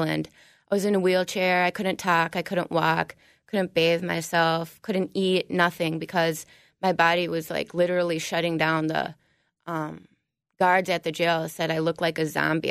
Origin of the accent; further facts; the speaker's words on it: New Prague, Minnesota, United States; I'm from New Prague.